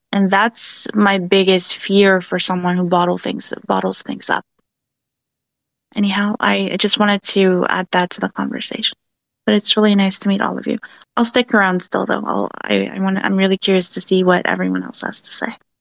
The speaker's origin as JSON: {"language": "English", "town": "Vancouver", "region": "British Columbia", "country": "Canada", "said": "I'm actually from Vancouver. uh, Canada"}